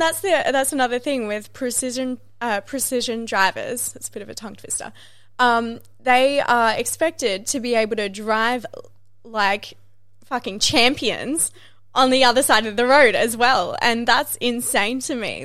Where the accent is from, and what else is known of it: Australia